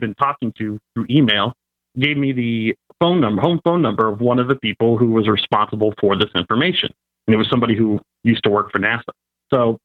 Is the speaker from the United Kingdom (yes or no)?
no; Cleveland, Ohio, United States; I'm from Cleveland, so the lake was to my right.